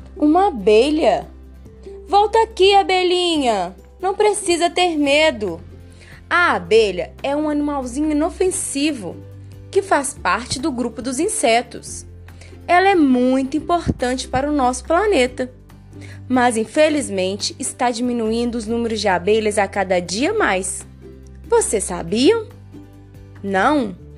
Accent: Brazil; nós brasileiros

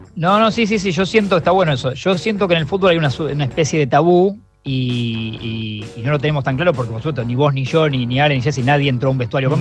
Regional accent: Argentina; en Argentina somos todos técnicos

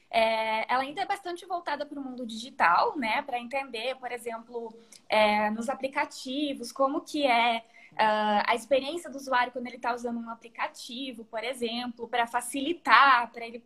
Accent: Rio Grande do Sul, Brazil; eu tenho 33 anos. É, sou natural do Rio Grande do Sul e agora tenho um mês mais ou menos estou morando aqui no interior de São Paulo.

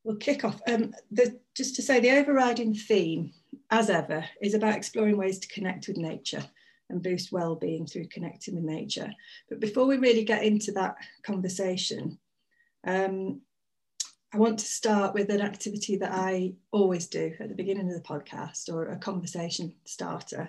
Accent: Stafford, West Midlands, United Kingdom; now in Yorkshire, United Kingdom; whenever I'm back home in Stafford, there's one on Cannock Chase where I used to sort of spend a lot of my time as a youth

